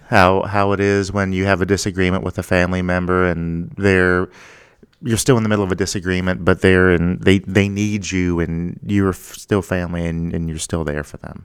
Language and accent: English; Ohio, United States; moved away; my hometown in Ohio